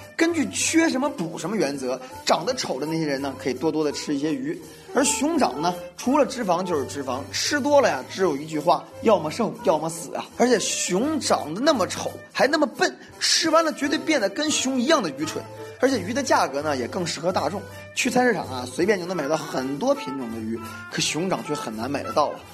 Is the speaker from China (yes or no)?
yes; China; 我们中国人呢是非常会吃的